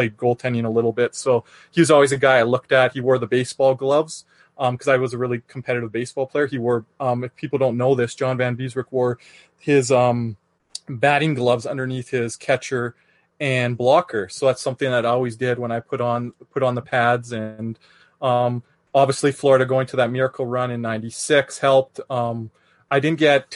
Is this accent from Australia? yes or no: no; Calgary, Alberta, Canada; I'm from Calgary, Alberta, Canada, born and raised.